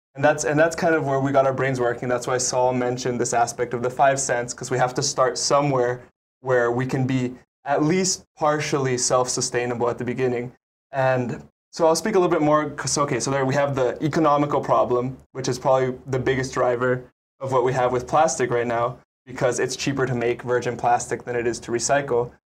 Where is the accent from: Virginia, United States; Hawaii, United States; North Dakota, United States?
Hawaii, United States; Maui; now in Oahu, United States; I'm originally from Maui